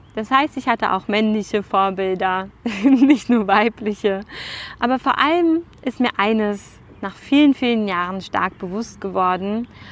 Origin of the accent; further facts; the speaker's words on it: Germany; bei uns in Deutschland